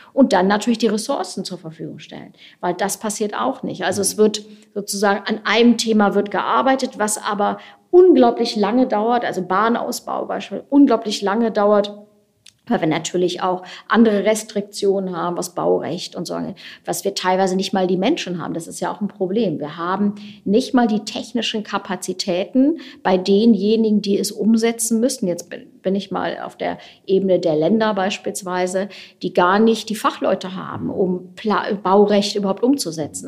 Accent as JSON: {"language": "German", "town": "Wuppertal", "region": "North Rhine-Westphalia", "country": "Germany", "tie": "born or raised there", "moved": "yes", "said": "Ich habe auch ein paar Jahre mal im Kommunalparlament gesessen in meiner alten Heimatstadt"}